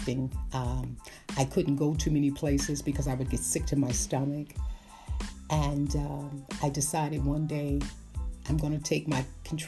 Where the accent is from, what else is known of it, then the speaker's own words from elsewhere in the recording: New York City, New York, United States; I came from Brooklyn, New York